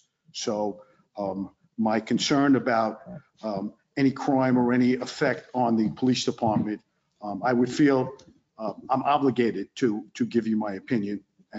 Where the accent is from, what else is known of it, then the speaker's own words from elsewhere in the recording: New York City, New York, United States; accent: Brooklyn; moved away as an adult; now in Honesdale, United States; I'm a New Yorker, specifically Brooklyn, so you can tell by my accent.